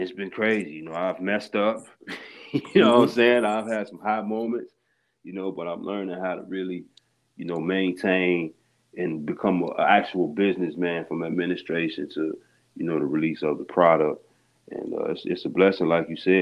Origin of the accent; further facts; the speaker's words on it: Harvey, Illinois, United States; also born or lived in Chicago; born in Chicago, I was raised in Harvey, Illinois